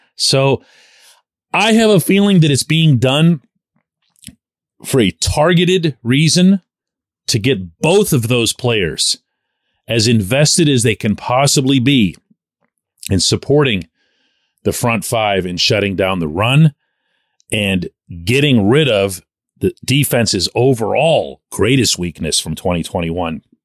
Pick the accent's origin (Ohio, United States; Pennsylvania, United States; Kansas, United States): Pennsylvania, United States; Pittsburgh; I'm born and raised in Pittsburgh